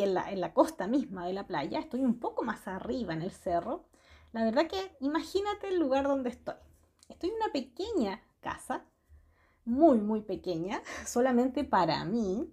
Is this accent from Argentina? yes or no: no; Santiago, Santiago Metropolitan Region, Chile; Soy de Chile, nací en Santiago y he vivido toda mi vida acá.